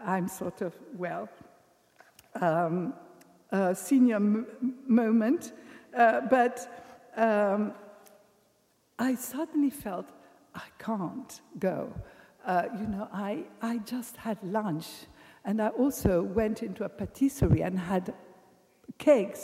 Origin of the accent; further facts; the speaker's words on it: England, United Kingdom; I'm English